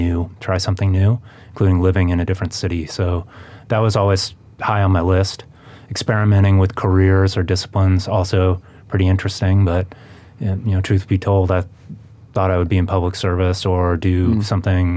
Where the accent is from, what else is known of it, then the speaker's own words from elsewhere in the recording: Seattle, Washington, United States; moved away as an adult; also born or lived in New York; I was raised in Seattle